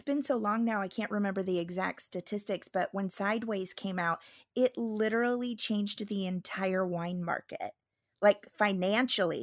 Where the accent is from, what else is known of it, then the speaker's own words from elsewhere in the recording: Midwest, United States; moved away; I'm from the Midwest